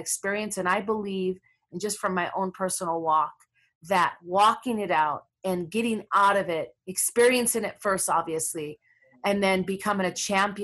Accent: Minneapolis, Minnesota, United States; I'm from Minneapolis, where all the crazy stuff's going on right now. That neighborhood actually was with the neighborhood I grew up

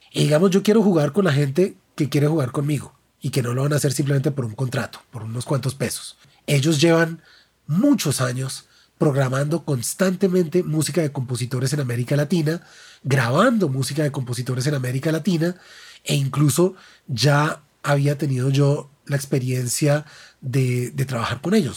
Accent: Bogotá, Colombia; como bogotano

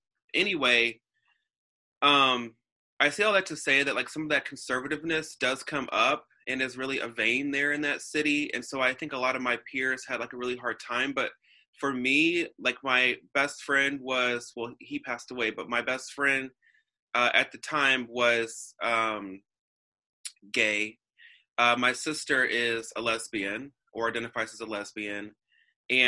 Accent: Alton, Illinois, United States; also born or lived in Florissant; So I grew up on the Illinois border in Alton, and I also grew up around the Florissant area.

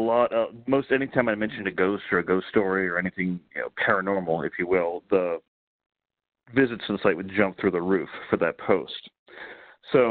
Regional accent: North Carolina, United States; moved away as an adult; I grew up in North Carolina

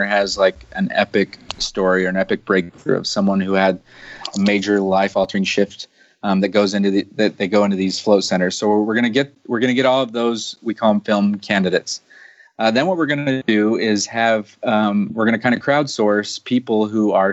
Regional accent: United States; I'm typical American

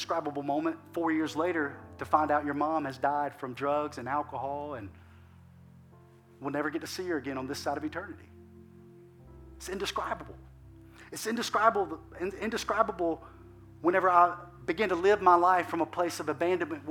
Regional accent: Alabama, United States; moved away as an adult; now in Lafayette, United States; we're from Alabama.

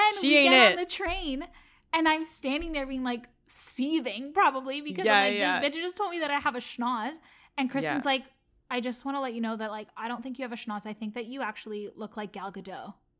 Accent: Canada; I assume that because we're all Canadian, obviously I'm Canadian.

